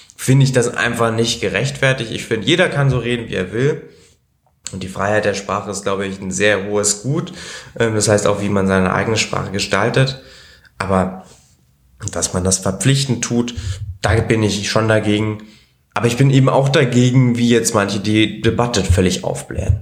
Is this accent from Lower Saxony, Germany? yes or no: no; Berlin, Germany; also born or lived in Italy; als ich drei war, sind wir dann nach Deutschland gezogen. Und seitdem bin ich eben hier in Berlin auch. Also ich habe immer in Berlin gewohnt und gelebt. Äh, bin hier zum Kindergarten gegangen, hier bin ich auch in die Schule gegangen